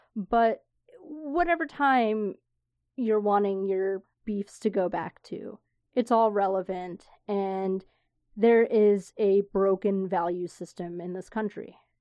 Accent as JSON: {"language": "English", "region": "Florida", "country": "United States", "tie": "born or raised there", "moved": "yes", "said": "old friends that I grew up with in Florida"}